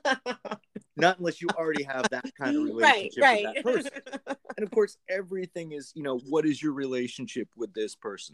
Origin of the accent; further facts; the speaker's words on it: Greater New York, United States; I'm actually from like Greater New York